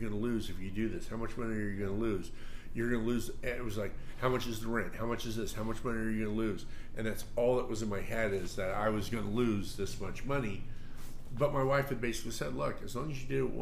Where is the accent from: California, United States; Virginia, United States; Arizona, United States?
California, United States; Bakersfield; I was born in Bakersfield.